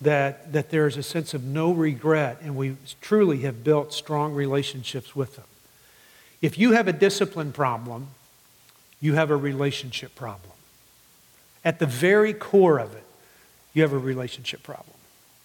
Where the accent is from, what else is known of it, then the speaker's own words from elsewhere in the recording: Midland, Texas, United States; I grew up in West Texas and in Midland.